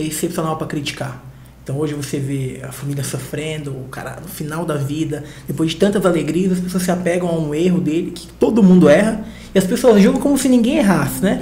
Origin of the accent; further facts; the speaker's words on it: Diadema, São Paulo, Brazil; Sou de Diadema, aqui em São Paulo